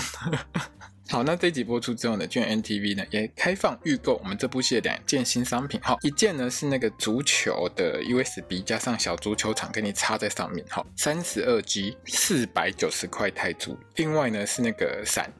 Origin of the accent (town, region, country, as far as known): Taiwan